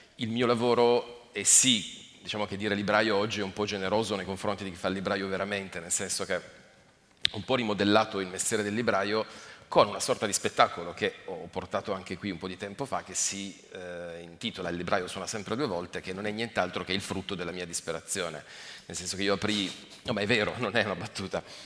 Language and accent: Italian; Turin, Piedmont, Italy; also born or lived in Asti; now in Monferrato, Italy; sono di Torino